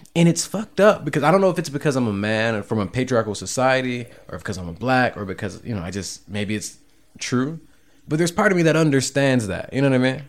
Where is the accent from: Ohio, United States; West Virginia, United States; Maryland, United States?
Ohio, United States; Cleveland; moved away; also born or lived in Seattle; I come from Cleveland. I lived in Seattle the last decade